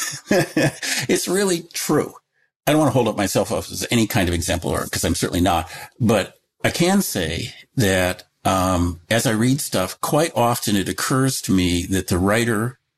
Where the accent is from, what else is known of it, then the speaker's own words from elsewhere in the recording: Seattle, Washington, United States; moved away; also born or lived in Michigan; when I was a very little, I moved from Michigan to, area around Seattle